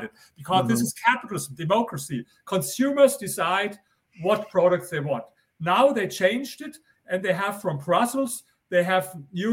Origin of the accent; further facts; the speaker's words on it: Germany; accent: German; English is a second language; I come from Germany.